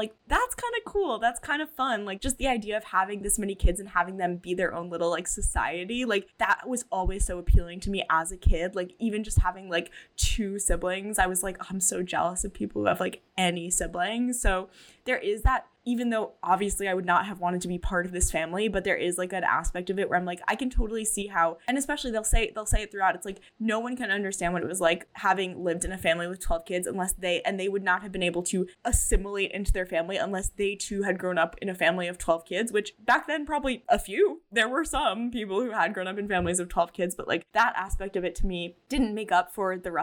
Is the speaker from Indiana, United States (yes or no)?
no; Long Island, New York, United States; I'm from Long Island